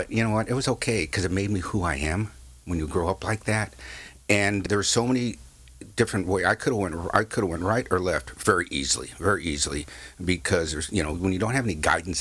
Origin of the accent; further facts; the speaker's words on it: San Clemente, California, United States; I grew up in San Clemente with my dad